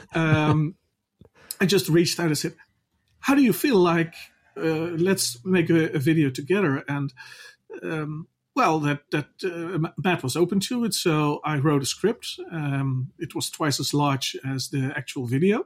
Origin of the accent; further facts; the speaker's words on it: Netherlands; I'm from the Netherlands